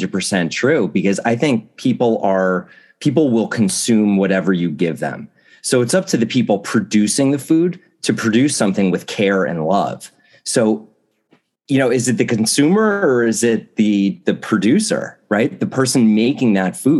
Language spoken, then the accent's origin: English; New Jersey, United States; I grew up in New Jersey